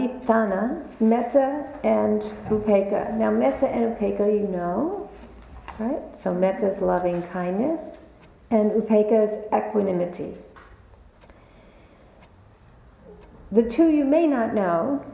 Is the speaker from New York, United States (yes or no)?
yes; New York, United States; I was born and raised in New York